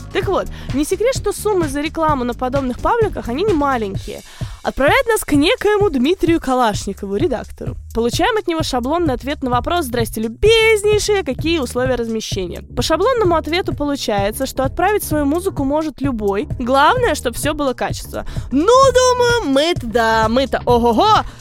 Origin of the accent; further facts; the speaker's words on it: Moscow, Russia; also born or lived in Rostov Oblast; now in United States; я приезжала из Москвы к бабушке в Ростовскую область